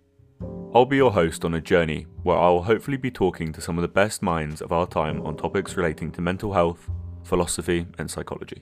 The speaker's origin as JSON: {"language": "English", "region": "Scotland", "country": "United Kingdom", "tie": "born or raised there", "also_born_or_lived": "southern England", "moved": "yes", "said": "I was born in Scotland and grew up there until as a family we moved down south."}